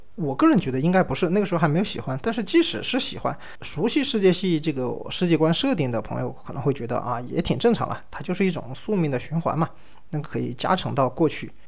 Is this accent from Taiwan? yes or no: no; Sichuan, China; 我也是来自，呃，四川嘛